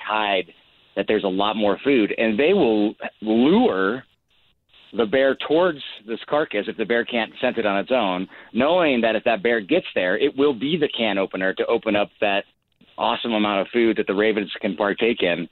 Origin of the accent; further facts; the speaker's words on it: Montana, United States; growing up in Montana, just having bears in the wild as neighbors